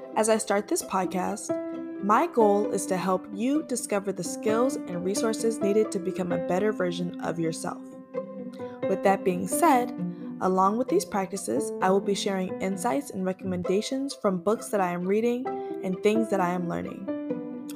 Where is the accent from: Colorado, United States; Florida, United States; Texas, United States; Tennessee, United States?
Florida, United States; moved away as an adult; now in Atlanta, United States; I am a fiery Sagittarius from Florida, now living in Atlanta, Georgia.